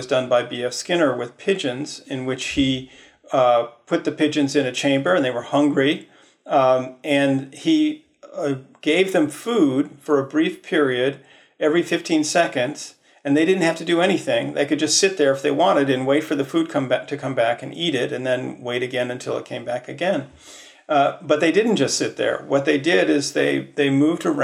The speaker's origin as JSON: {"language": "English", "region": "Midwest", "country": "United States", "tie": "born or raised there", "said": "I grew up in the Midwest as a sort of default Protestant"}